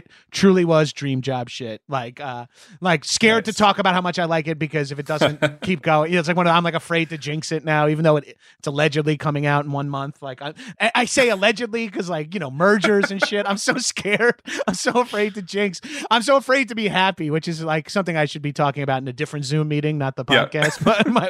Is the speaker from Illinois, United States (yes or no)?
no; New York, United States; yeah, I'm from Long Island.